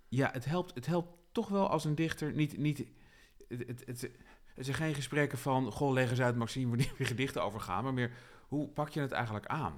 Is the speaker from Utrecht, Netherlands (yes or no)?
yes; Utrecht, Netherlands